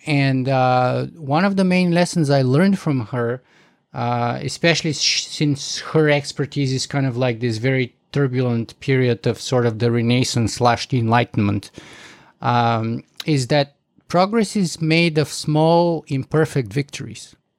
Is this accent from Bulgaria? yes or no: yes; Bulgaria; moved away as an adult; also born or lived in United States / Canada; I grew up in Bulgaria